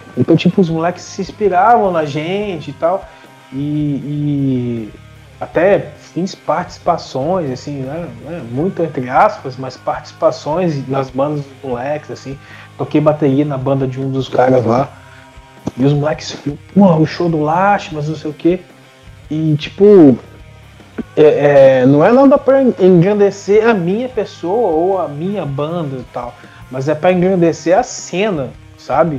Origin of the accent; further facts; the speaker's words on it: Brazil; meu bairro, por exemplo, eu sou da Serra